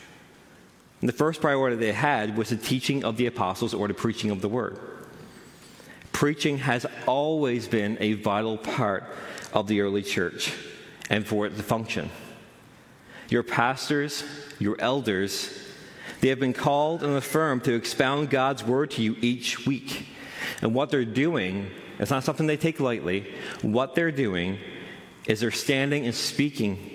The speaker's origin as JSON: {"language": "English", "region": "Newfoundland and Labrador", "country": "Canada", "tie": "born or raised there", "said": "I'm from Central"}